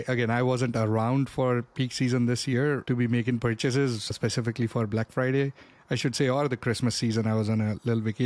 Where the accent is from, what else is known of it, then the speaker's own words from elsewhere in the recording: India; moved away; Growing up, I grew up in India